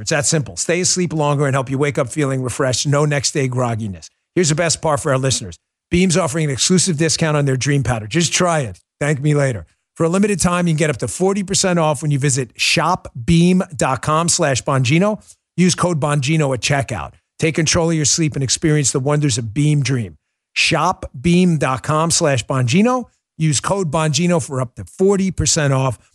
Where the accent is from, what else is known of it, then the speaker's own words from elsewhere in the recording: New York, United States; accent: New York; my New York accent